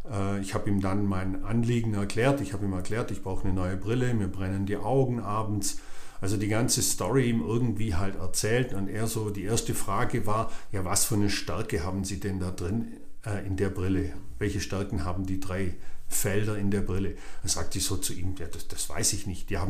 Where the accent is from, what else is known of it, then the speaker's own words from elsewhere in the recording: Swabia, Germany; Dachte ich so, ja gut, ich bin Schwabe, ich spare auch ganz gern mal einen Euro.